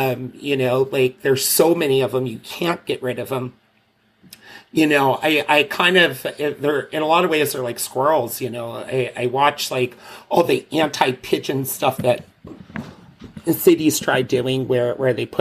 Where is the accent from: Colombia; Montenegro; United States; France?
United States; moved away as an adult; now in London, United Kingdom; I'm originally from the States